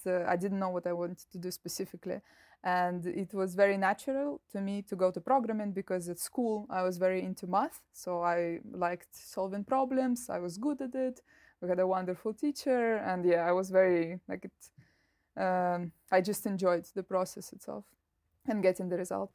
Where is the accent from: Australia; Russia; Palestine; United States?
Russia; moved away as an adult; also born or lived in United Kingdom; my bachelor's diploma is from the university in Russia, in my hometown